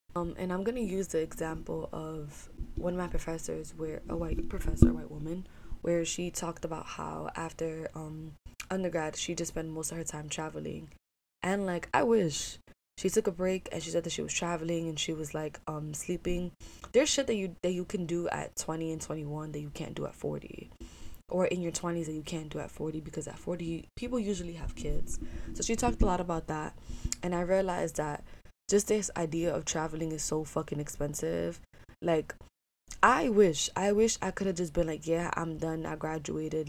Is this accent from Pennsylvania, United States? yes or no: no; New York City, New York, United States; also born or lived in Ithaca; I love being in New York City. I love growing up here